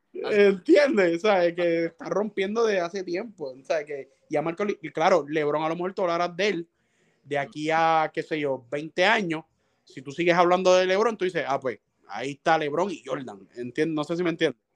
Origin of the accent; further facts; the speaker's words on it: Cataño, Puerto Rico; now in Guaynabo, Puerto Rico; mis negocios son en Cataño también, yo vivo cerca, vivo en Guaynabo, pero vivo ahí cerca en Cataño también, ese es mi pueblo.